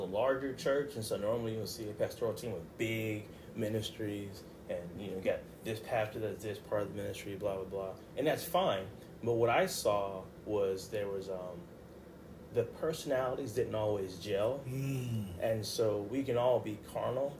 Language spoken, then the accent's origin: English; Baltimore, Maryland, United States; also born or lived in Pensacola, Florida; raised in Baltimore City